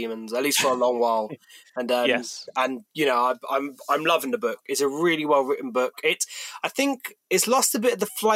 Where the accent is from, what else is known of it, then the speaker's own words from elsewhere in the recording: Kent, South East England, United Kingdom; I'm from Kent